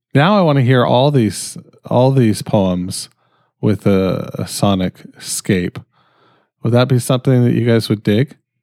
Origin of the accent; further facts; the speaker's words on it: Canada; I'm fucking Canadian.